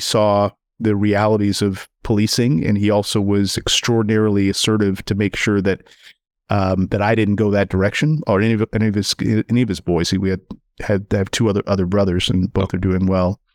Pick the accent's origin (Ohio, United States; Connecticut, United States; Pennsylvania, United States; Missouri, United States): Missouri, United States; St. Louis; as an African-American male growing up in Saint Louis, actually in, just outside of Ferguson